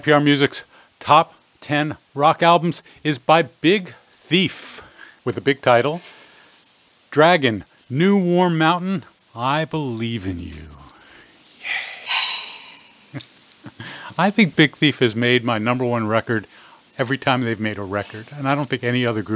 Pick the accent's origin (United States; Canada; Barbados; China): United States; New York City, New York; I'm a New Yorker. I was born in Brooklyn.